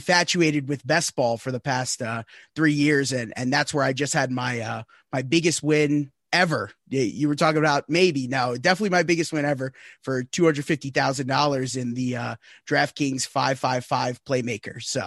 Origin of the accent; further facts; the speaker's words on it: Northeast, United States; I'm from the Northeast